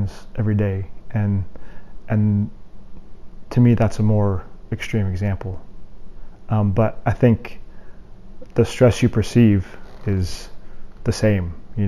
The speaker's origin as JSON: {"language": "English", "region": "Colorado", "country": "United States", "tie": "born or raised there", "also_born_or_lived": "Indianapolis", "moved": "as an adult", "said": "I grew up in Colorado and I hadn't really ever left the state, you know, through even really the high school before I went to college."}